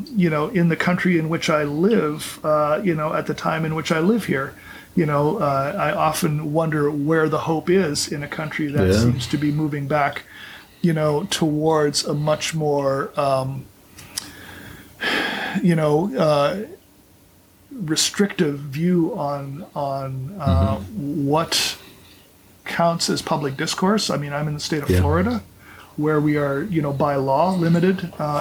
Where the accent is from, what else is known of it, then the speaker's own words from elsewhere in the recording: Canada; now in Orlando, United States; I grew up in Canada.